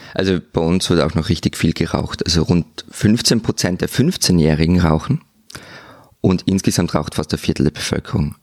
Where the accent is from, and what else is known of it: Austria